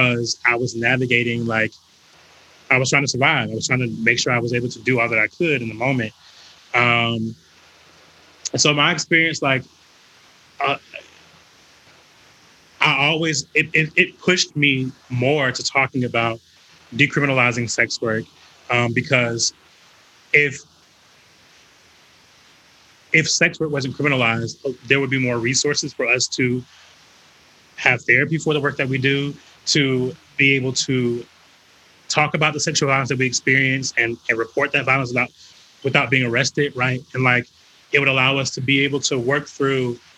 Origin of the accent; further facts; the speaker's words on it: North Carolina, United States; moved away as an adult; now in Atlanta, United States; I'm from North Carolina, from the South